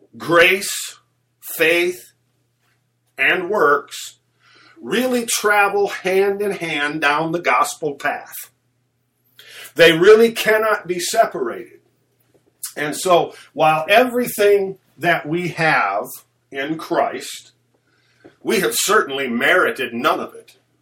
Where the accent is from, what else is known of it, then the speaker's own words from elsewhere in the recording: United States; as American believers